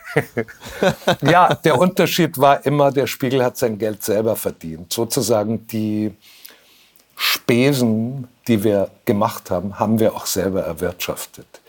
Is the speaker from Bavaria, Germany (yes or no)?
yes; Munich, Bavaria, Germany; also born or lived in Franconia; habe ich den größten Teil meines Lebens in München verbracht. Vorher ja. war ich in Franken